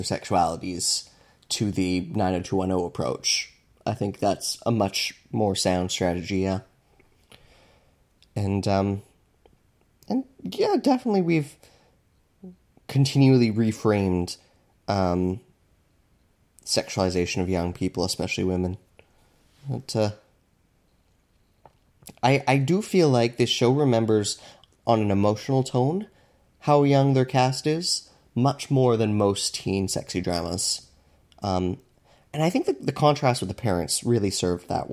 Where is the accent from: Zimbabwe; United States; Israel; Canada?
Canada; I'm Canadian